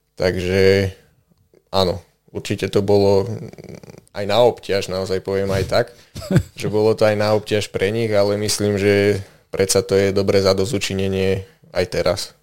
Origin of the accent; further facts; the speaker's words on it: Detvianska Huta, Banská Bystrica Region, Slovakia; pochádzam vlastne priamo z Detvianskej huty